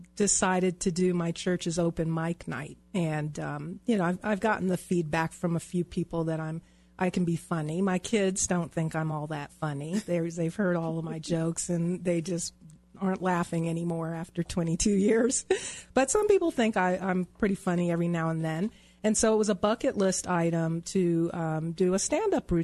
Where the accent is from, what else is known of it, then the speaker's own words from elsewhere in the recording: Long Island, New York, United States; moved away as an adult; also born or lived in Rhode Island / Virginia / Colorado; now in Denver, United States; I grew up in New York on Long Island